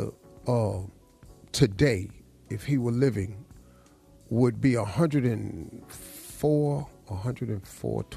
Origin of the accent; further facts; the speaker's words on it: Welch, West Virginia, United States; I grew up in Welch, West Virginia.